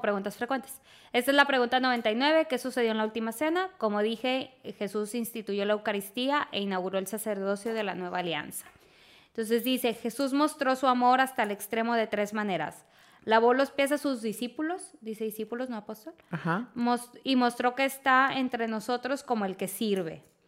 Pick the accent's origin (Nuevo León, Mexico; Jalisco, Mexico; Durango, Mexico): Nuevo León, Mexico; Monterrey; yo soy regia